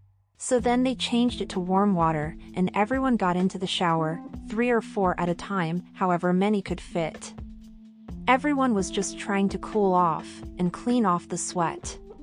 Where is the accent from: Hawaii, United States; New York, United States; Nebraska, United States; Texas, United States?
New York, United States; New York City; So, as a kid, I remember growing up in Washington Heights, New York City, and then in the summer, we would go to DR and see my mom's family